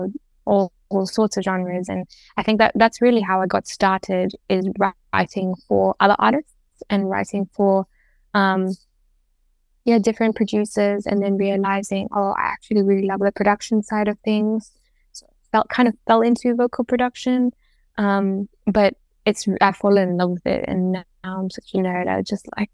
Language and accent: English; Zambia; growing up in Zambia